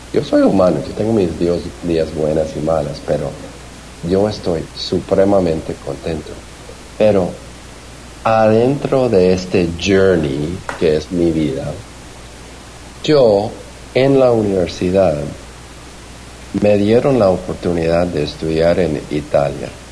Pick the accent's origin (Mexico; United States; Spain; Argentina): United States; Glendora, California; also born or lived in Bogotá, Colombia; nací en Bogotá, pero crecí en, en Los Ángeles